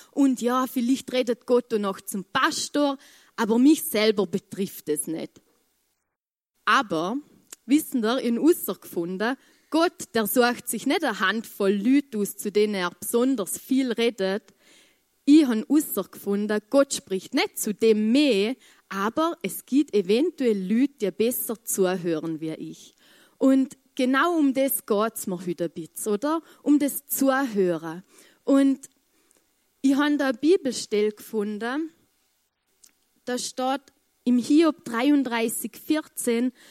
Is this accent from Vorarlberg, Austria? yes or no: yes; Vorarlberg, Austria; ich, ich komme aus dem Muntafu und da redet man kein Englisch.